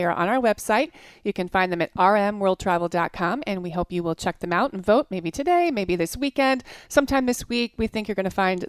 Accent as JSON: {"language": "English", "region": "New York", "country": "United States", "said": "I am a New Yorker through and through"}